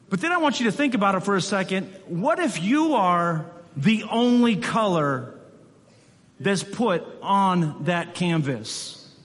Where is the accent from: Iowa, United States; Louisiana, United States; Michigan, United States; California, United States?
Michigan, United States; I'm originally from West Michigan